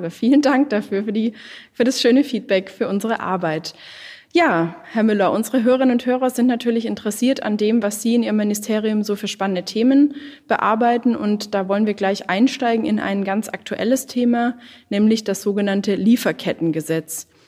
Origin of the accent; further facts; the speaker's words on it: Lake Constance, Germany; Sein Wahlkreis liegt ungefähr da, wo ich herkomme, nämlich am Bodensee.